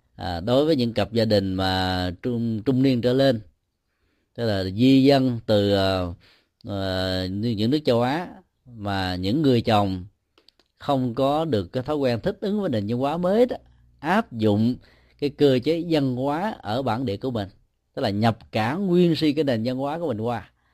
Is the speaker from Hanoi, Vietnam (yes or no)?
no; Ho Chi Minh City, Vietnam; sinh ra và lớn lên tại Sài Gòn